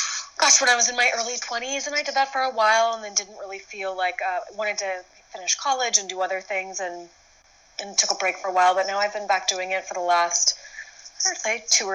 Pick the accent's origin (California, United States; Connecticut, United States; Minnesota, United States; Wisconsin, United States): California, United States; San Francisco; I'm from San Francisco originally